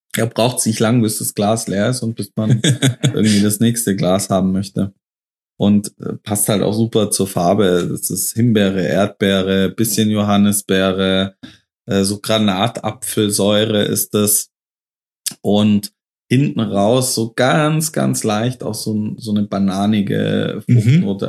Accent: near Stuttgart, Baden-Württemberg, Germany; wir sind in meiner Heimat. Ähm, Baden-Württemberg, Nähe von Stuttgart, so 30 Kilometer nördlich von Stuttgart

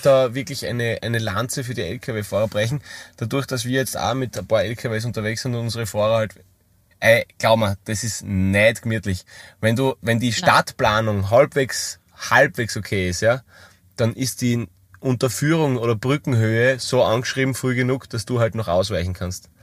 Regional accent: Styria, Austria; bei uns in der Steiermark

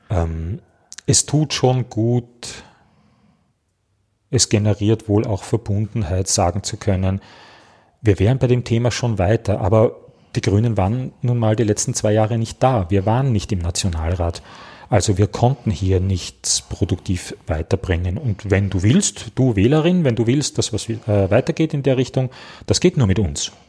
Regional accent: Vienna, Austria; Ich als Wiener kann leicht kein Auto haben.

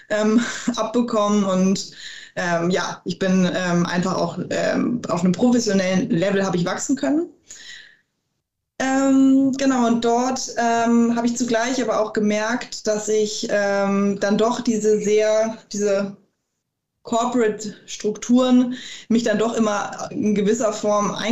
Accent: Hamburg, Germany; Ich bin ähm, gebürtige Hamburgerin. Ähm, bin also in Hamburg aufgewachsen, dort zur Schule gegangen

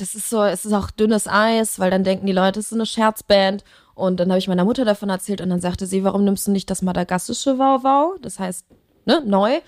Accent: Leverkusen, North Rhine-Westphalia, Germany; also born or lived in Cologne; da bin ich äh, geboren und aufgewachsen

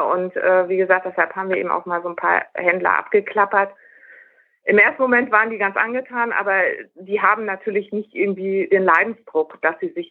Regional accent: North Rhine-Westphalia, Germany; Also ich komme aus Nordrhein-Westfalen, da gibt es sehr viel mehr davon.

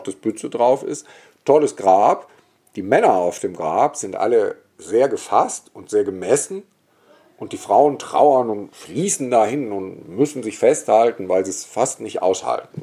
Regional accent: Bergisch Gladbach, North Rhine-Westphalia, Germany; also born or lived in Cologne; Ich komme nicht aus Köln. Ich komme ja eigentlich aus Bergisch Gladbach mhm. und bin westlich von Köln groß geworden

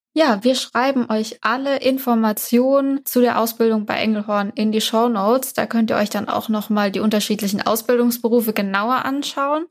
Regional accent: Baden-Württemberg, Germany; ich komme ja auch hier aus der Region

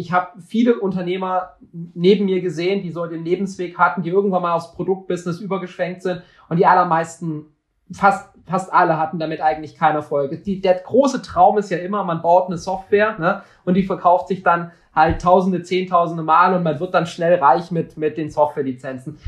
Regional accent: West Germany, Germany; ich wurde dann äh, hier in Westdeutschland geboren

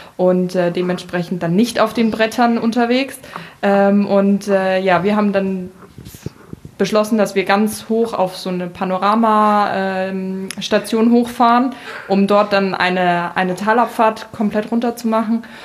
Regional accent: Germany; Ich bin in Deutschland geboren.

